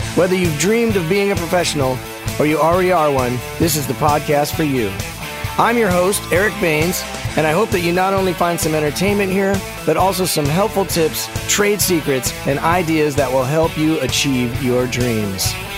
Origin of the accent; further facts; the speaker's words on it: Denver, Colorado, United States; my hometown of Denver